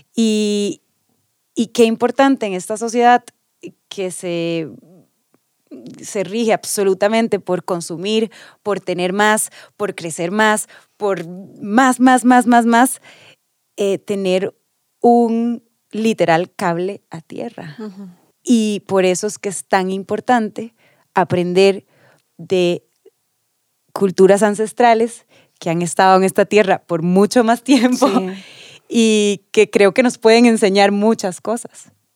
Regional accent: Costa Rica; nosotros, que fuimos a la escuela aquí, que fuimos al colegio aquí

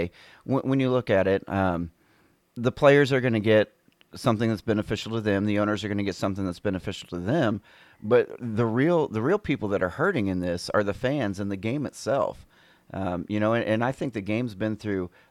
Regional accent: St. Louis, Missouri, United States; I grew up in St. Louis, close to the hill

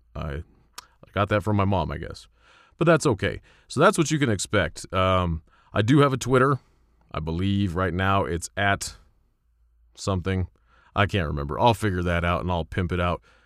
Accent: Colorado, United States; I'm from Colorado.

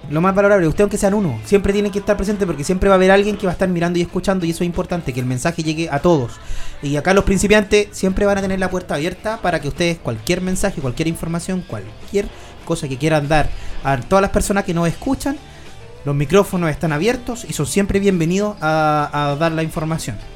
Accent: Santa María, Valparaíso, Chile; yo no soy de acá. Yo siempre le digo a todos los invitados, yo soy de Santa María. Entonces yo pululo por Santa María, San Felipe, Yayay, trabajo acá.

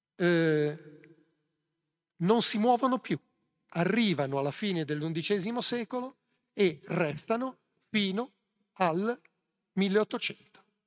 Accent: Genoa, Liguria, Italy; Sono genovese.

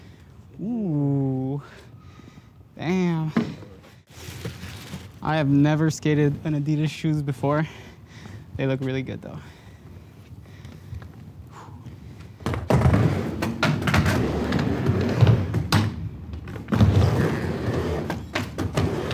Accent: Montreal, Quebec, Canada; also born or lived in California / Las Vegas; I'm from Montreal, Canada

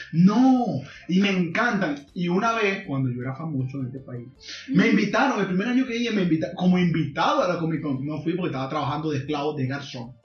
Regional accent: Zulia, Venezuela; moved away; yo soy de un pueblo pequeño de, la costa oriental, no soy de Maracaibo

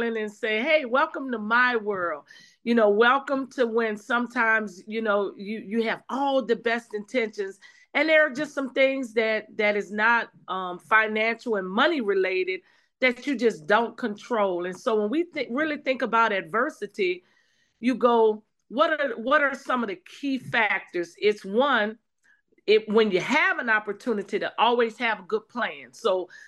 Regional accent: New Orleans, Louisiana, United States; moved away; I'm from the South too, and so I'm from New Orleans. And so while I wasn't in New Orleans at the time of Hurricane Katrina, all of my family was

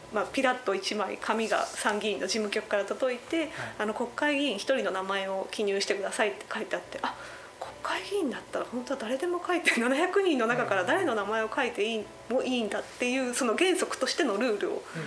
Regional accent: Akita, Japan; 私自身も県出身者として

